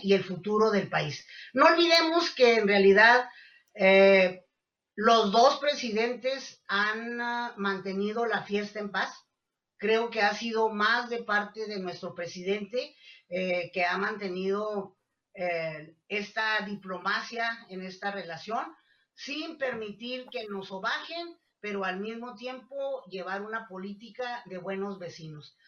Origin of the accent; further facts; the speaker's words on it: Mexico; como mexicanos